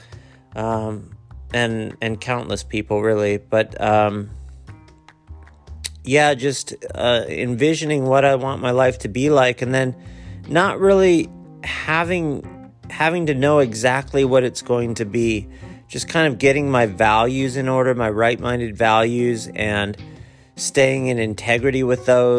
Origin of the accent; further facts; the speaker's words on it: Akron, Ohio, United States; I was born in Akron